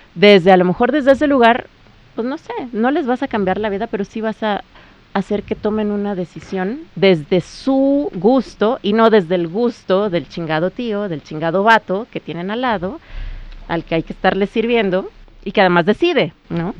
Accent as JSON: {"language": "Spanish", "country": "Mexico", "said": "yo como mujer mexicana"}